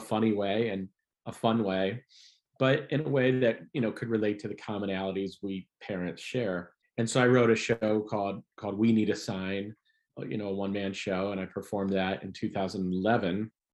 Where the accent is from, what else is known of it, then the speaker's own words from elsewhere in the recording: Ohio, United States; moved away as an adult; also born or lived in Chicago; I'm from Ohio